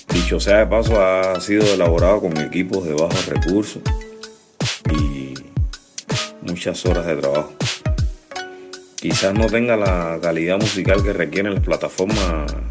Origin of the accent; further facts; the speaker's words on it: Cuba; born there; ¿por qué siempre tiene que ser en La Habana todo si yo no nací en La Habana?